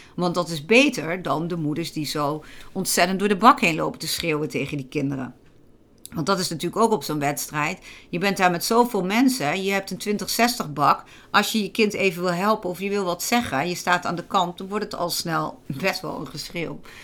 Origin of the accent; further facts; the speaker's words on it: Gelderland, Netherlands; bij ons in Gelderland